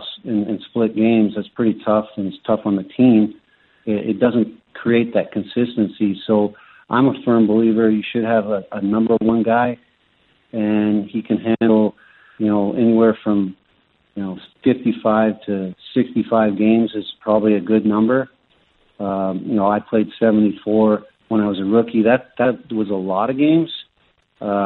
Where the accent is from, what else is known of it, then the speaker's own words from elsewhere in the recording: Canada; Growing up in Canada, we started drinking beer and whiskey